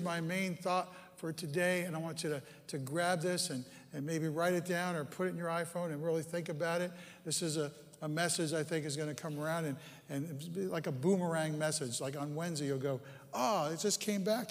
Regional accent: Bergen County, New Jersey, United States; moved away; I grew up in that upper right-hand corner there. It's Bergen County

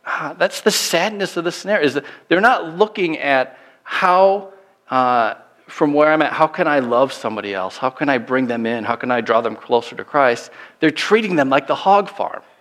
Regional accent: Minnesota, United States; moved away; also born or lived in Illinois; we're both from Minnesota originally, but my last church was in the middle of Illinois

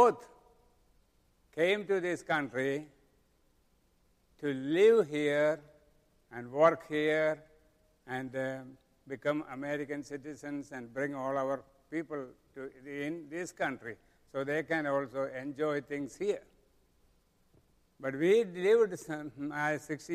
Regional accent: Kerala, India; moved away as an adult; now in Cincinnati, United States; Kentucky state is 3 times bigger than my home state.

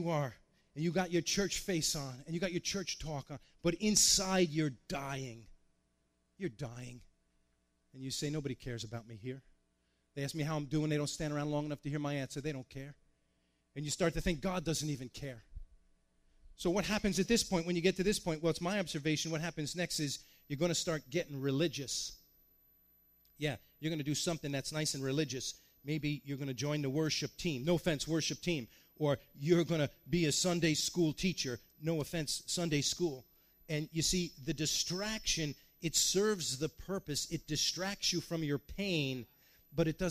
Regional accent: New York, United States; I grew up in New York

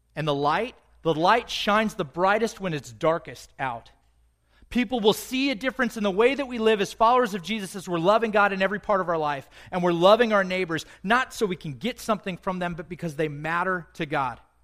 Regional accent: United States; I'm white. I'm American

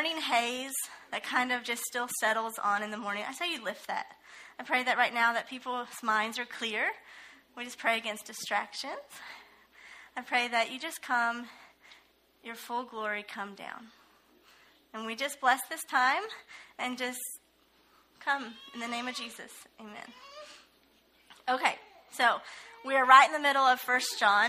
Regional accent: Ohio, United States; moved away as an adult; I'm actually originally from Ohio

